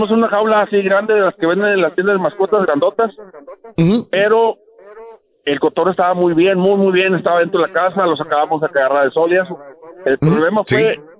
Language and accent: Spanish; Ciudad Valles, San Luis Potosí, Mexico; now in McAllen, United States; yo soy de la Costaca Potosina, de Ciudad Valles.